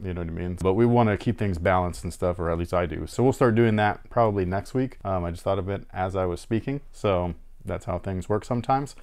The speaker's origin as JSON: {"language": "English", "area": "Bay Area", "region": "California", "country": "United States", "moved": "yes", "lives_now": "Sacramento, United States", "said": "I'm from the Bay Area"}